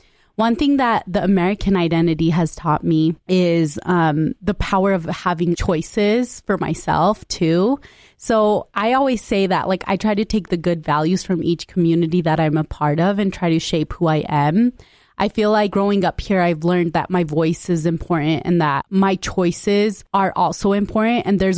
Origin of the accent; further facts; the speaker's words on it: Punjab, India; born there; So I specifically say I identify as Punjabi, although I was born in India.